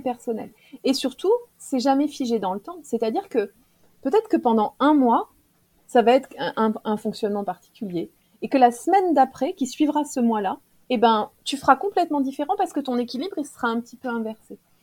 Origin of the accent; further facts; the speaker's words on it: Clermont-Ferrand, Auvergne-Rhône-Alpes, France; moi je suis de Clermont-Ferrand